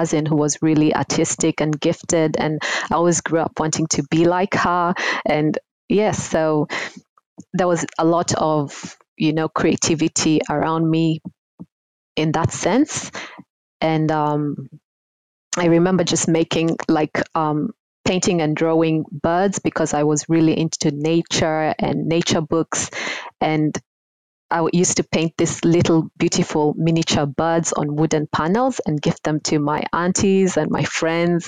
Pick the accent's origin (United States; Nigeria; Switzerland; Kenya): Kenya; Nairobi; now in Sydney, Australia; I grew up in Nairobi, Kenya. I was born and raised there